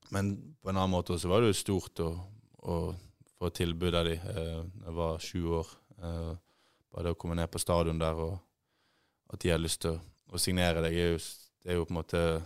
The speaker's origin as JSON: {"language": "Norwegian", "town": "Bergen", "region": "Vestland", "country": "Norway", "tie": "born or raised there", "also_born_or_lived": "Ålesund", "moved": "yes", "said": "Født i Ålesund, oppvokst i Bergen"}